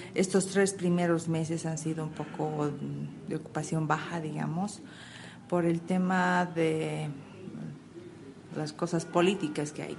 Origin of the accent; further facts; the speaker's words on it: Cochabamba, Bolivia; en Cochabamba tenemos lo que es el turismo de cultura, tenemos un hermoso clima, es una ciudad tranquila